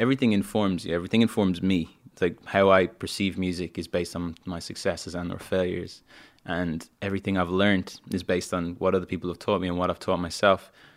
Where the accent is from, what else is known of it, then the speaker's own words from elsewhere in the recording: Dublin, Leinster, Ireland; moved away as an adult; also born or lived in London; I grew up in Dublin